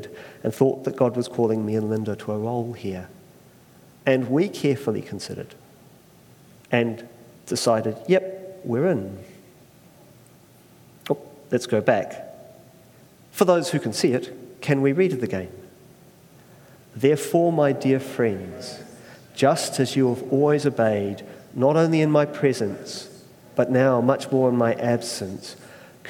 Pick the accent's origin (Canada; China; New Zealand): New Zealand; Christchurch, Canterbury; also born or lived in Australia; we moved to Christchurch about the age 7.